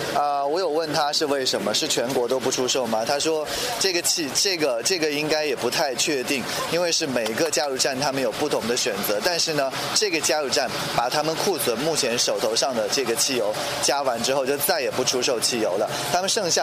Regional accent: Kunming, Yunnan, China; 因为偶尔我还是会想家。昆明

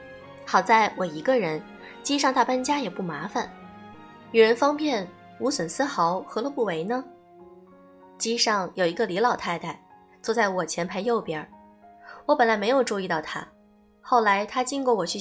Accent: Ningbo, Zhejiang, China; 你不要怕，我也是宁波人，我也要去换机，你跟着我好了。

